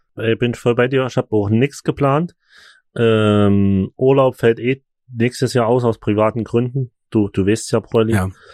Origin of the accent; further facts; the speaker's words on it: Chemnitz, Saxony, Germany; bei uns in Chemnitz